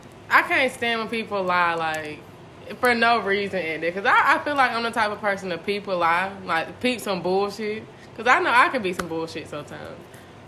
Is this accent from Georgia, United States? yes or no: yes; Athens, Georgia, United States; I'm from Athens